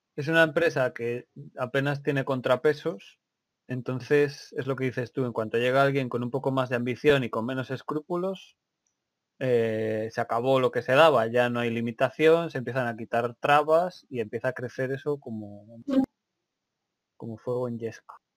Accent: Spain; moved away as an adult; now in United Kingdom; Yo soy de, provengo de España. Ahora estoy viviendo aquí, llevo unos meses en el Reino

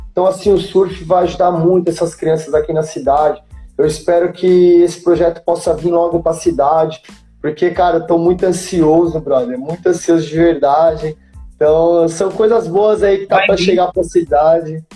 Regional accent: Itanhaém, São Paulo, Brazil; moved away as an adult; Onde eu vim crescendo aqui em Itanhaém

